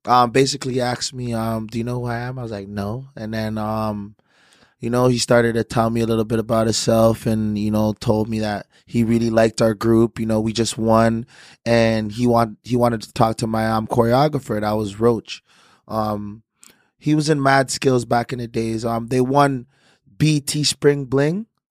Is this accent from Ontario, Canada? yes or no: yes; Toronto, Ontario, Canada; I actually was from there